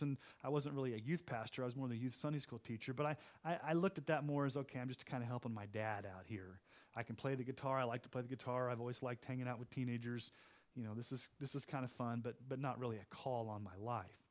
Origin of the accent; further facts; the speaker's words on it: Texas, United States; also born or lived in Kansas City, Missouri; growing up in Texas